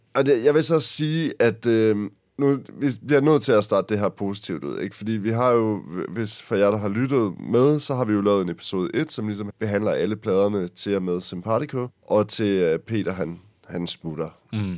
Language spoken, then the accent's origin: Danish; Aarhus, Central Denmark Region, Denmark; der hvor jeg kommer fra, fra Aarhus Egen